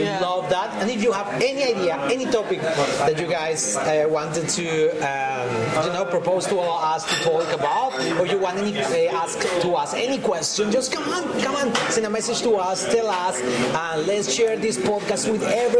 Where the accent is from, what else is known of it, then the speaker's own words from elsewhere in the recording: Perth, Western Australia, Australia; We are from Perth. We are from another country, completely different.